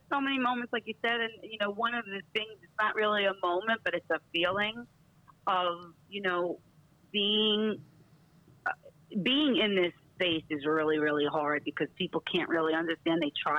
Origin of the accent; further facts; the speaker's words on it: New York, United States; We're getting better at it because we're both from New York, and that's what we do.